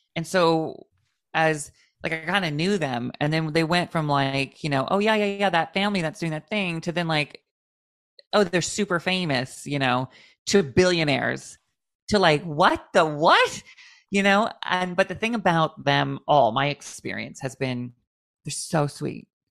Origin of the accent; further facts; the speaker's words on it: Washington, United States; also born or lived in Palm Springs / Los Angeles; now in Long Island, United States; where I grew up in Washington State